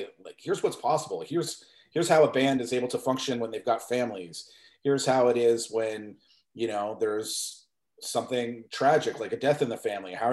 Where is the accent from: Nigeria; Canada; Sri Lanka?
Canada; Mississauga, Ontario; when I grew up in Mississauga